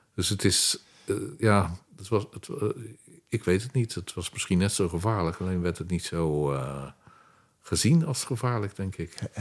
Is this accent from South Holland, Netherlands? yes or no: yes; Rotterdam, South Holland, Netherlands; also born or lived in Durham, North Carolina, United States; now in The Hague, Netherlands; ik ben geboren in Rotterdam. En Rotterdam in mijn tijd werd herbouwd. Ja. Dus het meeste lag nog plat. je werd, dan woon ik best ver van het centrum, maar je hoorde het heien tot de hele nacht door